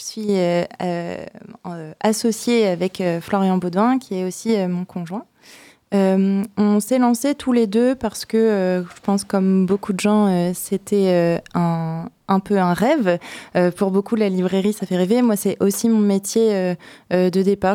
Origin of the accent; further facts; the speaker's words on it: Seine-et-Marne, Île-de-France, France; moved away as an adult; now in Poitiers, France; J'ai grandi en Seine-et-Marne, mes parents sont charentais